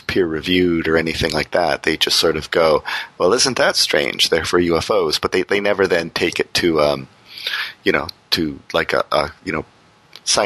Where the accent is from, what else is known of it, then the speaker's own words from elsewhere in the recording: Windsor, Ontario, Canada; my hometown Windsor, sort of out in the county